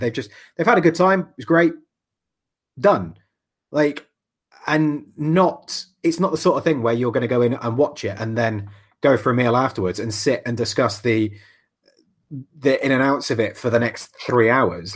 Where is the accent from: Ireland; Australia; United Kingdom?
United Kingdom; England; I'm English